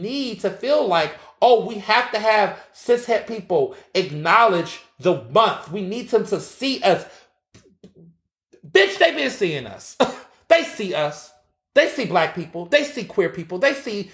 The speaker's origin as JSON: {"language": "English", "region": "Texas", "country": "United States", "tie": "born or raised there", "said": "I grew up in Texas, so Juneteenth parade, that was my life."}